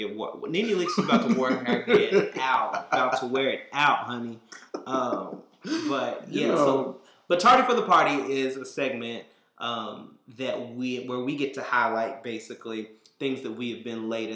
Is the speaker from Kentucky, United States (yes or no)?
yes; Harrodsburg, Kentucky, United States; now in Chicago, United States; So I'm from a small town, Harrodsburg, Kentucky, about 12,000 people